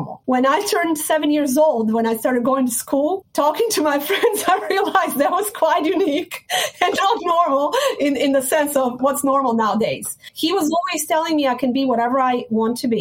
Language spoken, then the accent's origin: English; Sarajevo, Bosnia & Herzegovina; moved away; I was born and raised in Bosnia, Sarajevo, former Yugoslavia